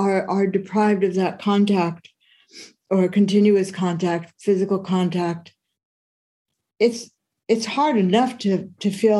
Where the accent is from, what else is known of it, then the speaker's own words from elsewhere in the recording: San Francisco Bay Area, California, United States; I've grown up on the West Coast my whole life. I've grown up and lived in the San Francisco Bay Area